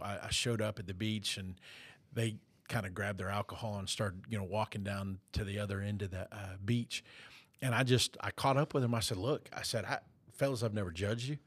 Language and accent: English; South Florida, United States; growing up in South Florida